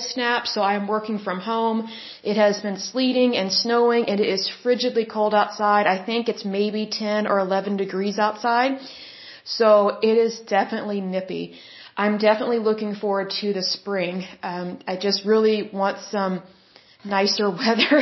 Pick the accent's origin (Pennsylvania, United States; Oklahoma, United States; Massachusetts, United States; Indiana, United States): Oklahoma, United States; Oklahoma, my home state